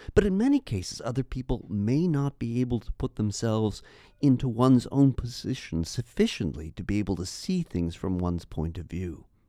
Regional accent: Canada; As a Canadian

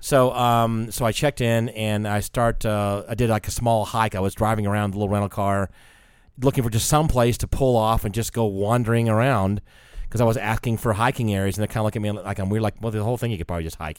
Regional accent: United States; I was from the States

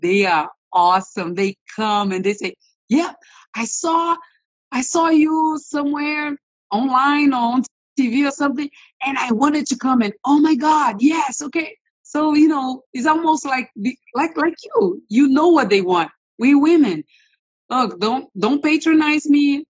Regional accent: Rio de Janeiro, Brazil; moved away as an adult; now in United States; I'm originally from Brazil.

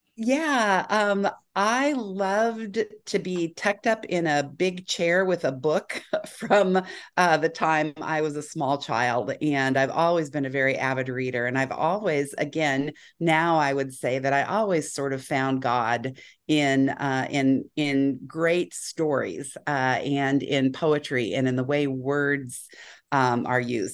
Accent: Bay Area, California, United States; I grew up in the Bay Area

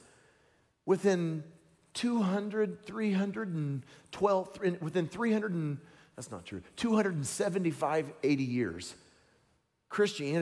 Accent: Tennessee, United States; I'm from Tennessee. We talk like that down there.

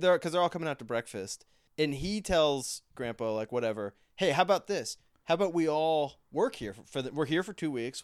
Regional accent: East Coast, United States; I grew up on the East Coast

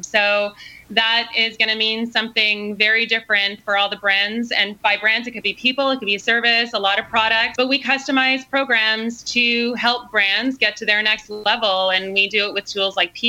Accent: Canada; also born or lived in Australia; now in San Diego, United States; I'm originally Canadian, so Canada to Australia, ending up here.

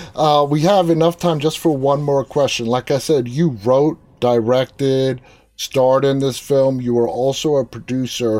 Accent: New York City, New York, United States; I'm the only one in my family that was born and raised in Queens

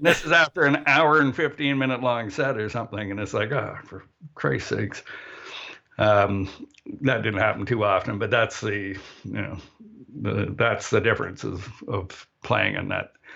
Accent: Canada; also born or lived in Barrie, Ontario; we're Canadian

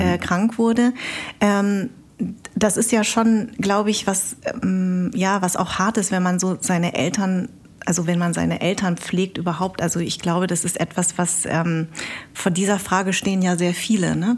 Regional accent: Munich, Bavaria, Germany; now in Berlin, Germany; ich bin ja in München groß geworden

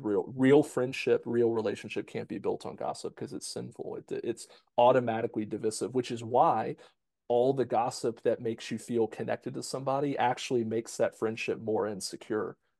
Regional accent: United States; we're American

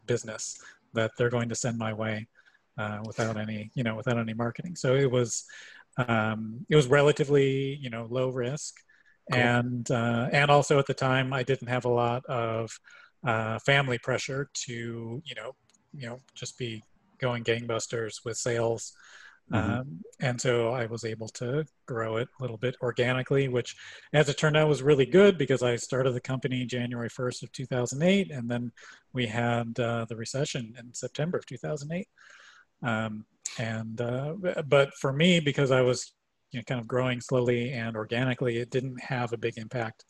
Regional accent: Chicago, Illinois, United States; moved away as an adult; also born or lived in Boulder, Colorado; I grew up in Chicago

